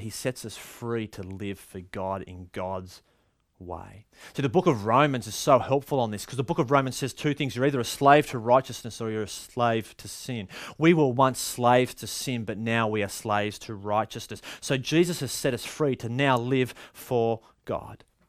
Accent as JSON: {"language": "English", "country": "Australia", "said": "Culturally, Aussies"}